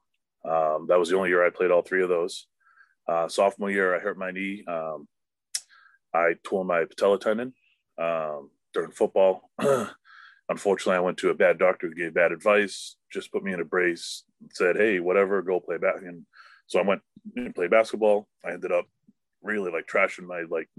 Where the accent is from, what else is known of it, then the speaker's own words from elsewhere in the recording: Wakefield, United States; I grew up in Wakefield where my business is located